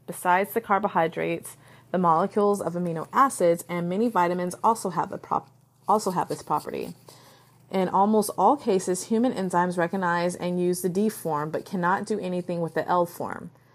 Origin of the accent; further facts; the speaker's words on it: United States; I can only talk as an American woman